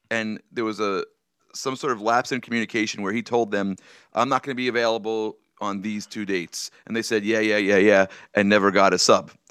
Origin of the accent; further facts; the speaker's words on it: New York City, New York, United States; also born or lived in Brooklyn; I spent most of my, uh, life growing up on Staten Island